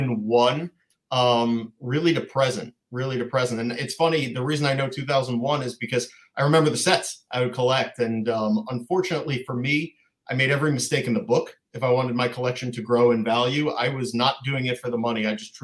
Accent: Long Island, New York, United States; But anyway, I grew up in Long Island, New York.

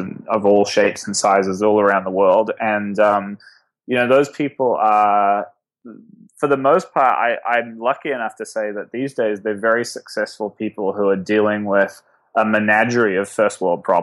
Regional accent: Auckland, New Zealand; born or raised there; moved away as an adult; now in New York, United States

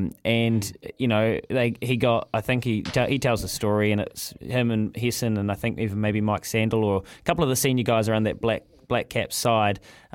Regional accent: New Zealand; As a New Zealander, as a New Zealand sports fan

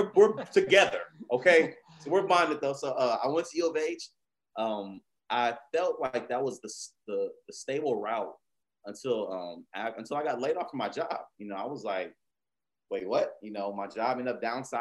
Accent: Houston, Texas, United States; being from Houston

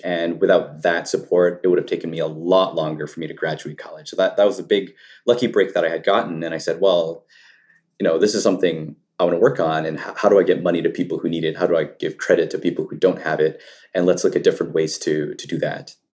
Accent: Canada; I grew up in Canada, um, in rural parts

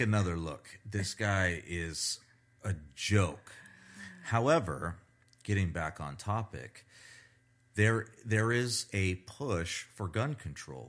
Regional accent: United States; I'm an American

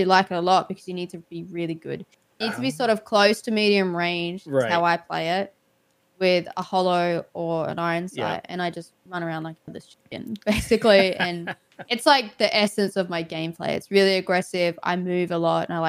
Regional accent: Australia; being Australian

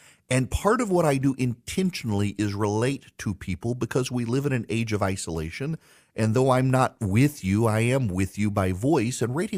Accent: Dubai, United Arab Emirates; also born or lived in Louisiana; Charlie, I don't know if you know this or not, but I grew up in Dubai. We would fly back and forth to Louisiana during the summer.

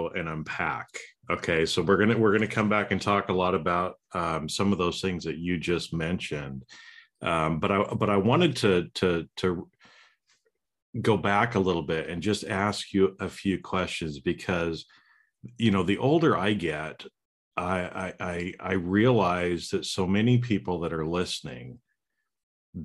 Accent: United States; also born or lived in Germany; I grew up in America

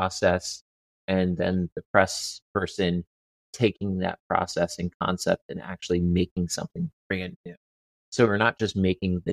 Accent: the New Jersey shore, United States; moved away as an adult; also born or lived in Baltimore; now in San Francisco, United States; I'm originally from the New Jersey shore

